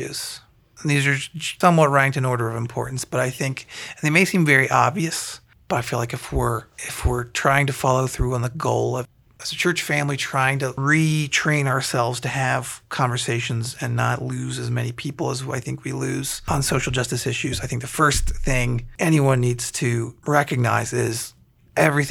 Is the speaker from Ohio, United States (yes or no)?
yes; Columbiana, Ohio, United States; now in Canfield, United States; growing up in Columbiana